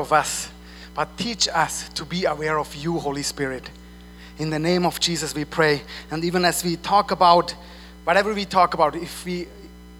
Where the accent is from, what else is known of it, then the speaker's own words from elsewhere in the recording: Switzerland; English is a second language; moved away as an adult; I'm from Switzerland. I moved here 4 years ago. And in Switzerland, you say today morning.